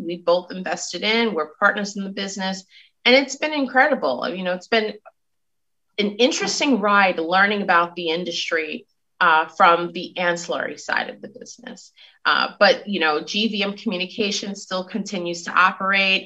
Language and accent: English; New York City, New York, United States; I'm from Brooklyn, New York. I rep Brooklyn every time. And so having grown up in Brooklyn